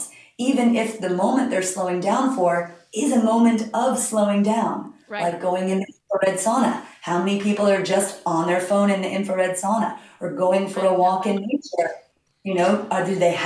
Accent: New York City, New York, United States; now in Long Island, United States; I grew up in Manhattan when kale was just a decorative plant in the planters of Park Avenue

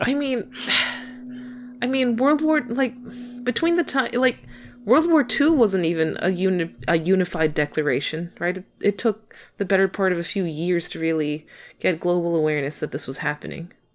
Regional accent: United States; as an American

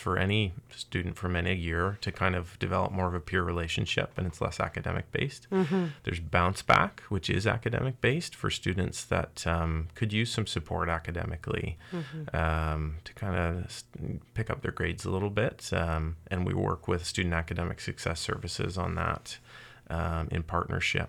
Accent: Windsor, Ontario, Canada; also born or lived in South Korea / Sweden; now in Kingston, Canada; I'm actually from Windsor originally

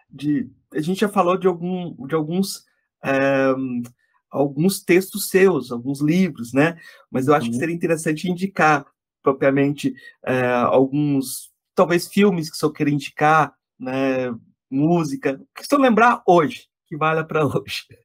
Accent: Jataí, Goiás, Brazil; moved away as an adult; Eu voltei para minha cidade natal, que é o interior de Goiás

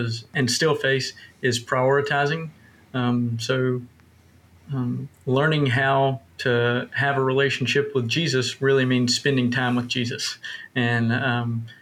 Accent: North Carolina, United States; also born or lived in Pacific Northwest; I was actually born and raised in North Carolina.

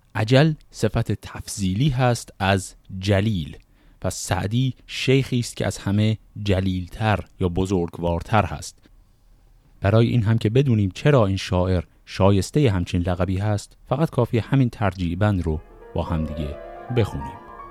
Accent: Shiraz, Fars, Iran; من خودم اهل شیراز هستم

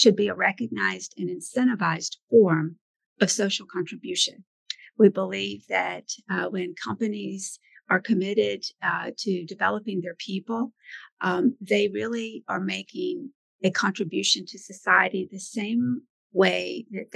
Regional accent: Birmingham, Alabama, United States; moved away; also born or lived in Boston; I actually grew up in Birmingham, Alabama. I'm from the South

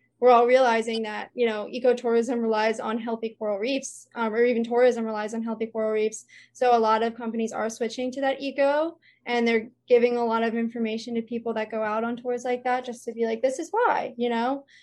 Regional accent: Jersey Shore, New Jersey, United States; moved away as an adult; now in Hawaii, United States; I grew up on the Jersey Shore

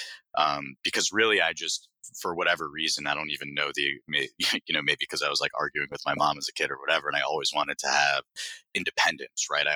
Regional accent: Broward County, South Florida, United States; moved away as an adult; also born or lived in New York; born and raised in South Florida in Broward County, which is just north of Miami

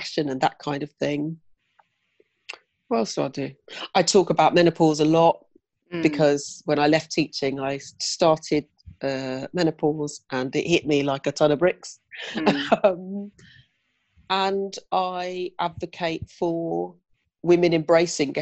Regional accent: Oxfordshire, South East England, United Kingdom; moved away as an adult; now in London, United Kingdom; moved to London from my hometown in Oxfordshire

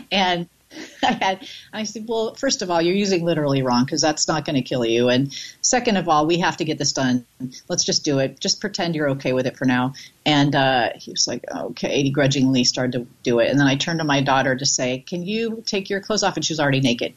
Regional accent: Bay Area, California, United States; lived in the Bay Area and went to the Bay Area Comedy Festival when I was underage.

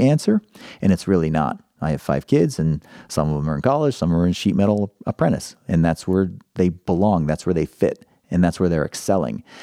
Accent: Pittsburgh, Pennsylvania, United States; now in Columbus, United States; I'm from Pittsburgh originally

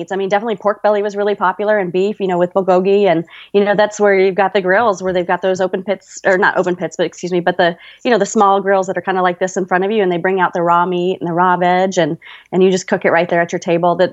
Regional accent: Louisville, Kentucky, United States; also born or lived in California; now in Las Vegas, United States; Well, I was born in California, but kind of grew up all over. Um, I kind of call Kentucky home. That's where I spent my high school and college years, and now I'm living just outside of Las Vegas.

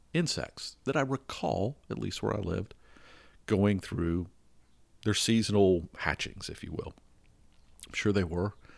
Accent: the South, United States; moved away; I grew up in the South

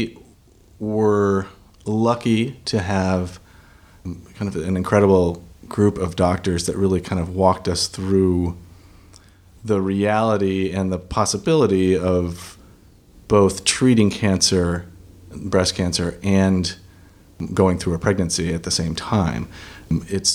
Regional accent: Minnesota, United States; now in Los Angeles, United States; I have lived in Los Angeles for about 20 years. I'm originally from Minnesota.

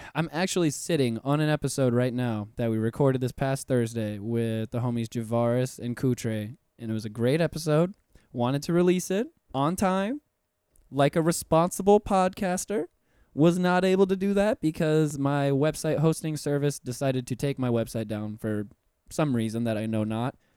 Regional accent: Puerto Rico; now in Orlando, United States; I'm puertorriqueño myself, so I'm, I'm also from the Caribbean

